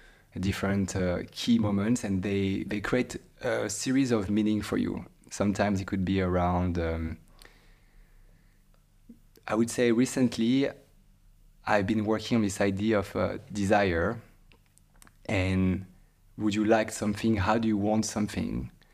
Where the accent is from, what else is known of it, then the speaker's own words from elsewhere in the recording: Île-de-France, France; And I grew up in near Paris in a place that was quite calm as well.